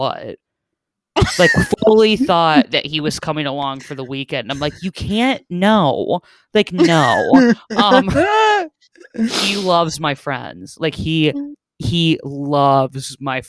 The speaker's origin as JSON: {"language": "English", "town": "Cincinnati", "region": "Ohio", "country": "United States", "tie": "born or raised there", "also_born_or_lived": "Bloomington", "moved": "yes", "said": "my hometown"}